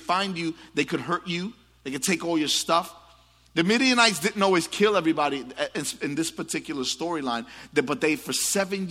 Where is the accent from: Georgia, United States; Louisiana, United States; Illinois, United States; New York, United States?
New York, United States; New York City; I grew up in the Bronx, and it was not always pretty